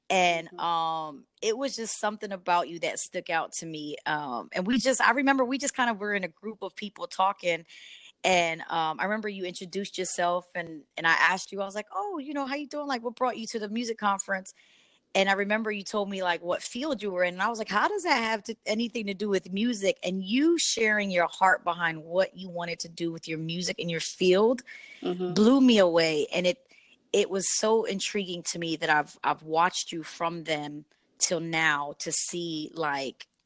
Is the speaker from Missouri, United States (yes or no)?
yes; St. Louis, Missouri, United States; moved away; Yes, born and raised in St. Louis